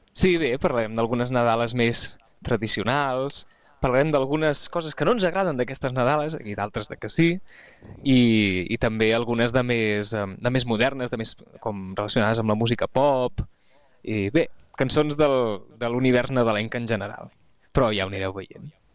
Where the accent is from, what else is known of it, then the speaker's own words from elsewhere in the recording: Catalonia, Spain; nosaltres a Catalunya